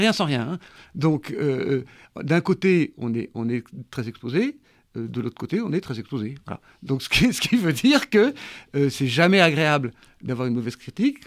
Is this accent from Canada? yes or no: no; Pauillac, Nouvelle-Aquitaine, France; j'ai vécu toute mon enfance à, Mouton, enfin une grosse partie de mon enfance à Mouton